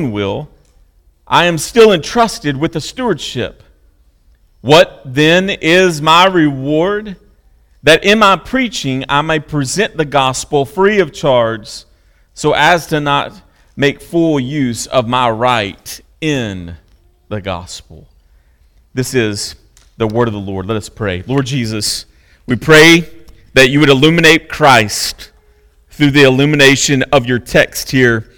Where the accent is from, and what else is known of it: United States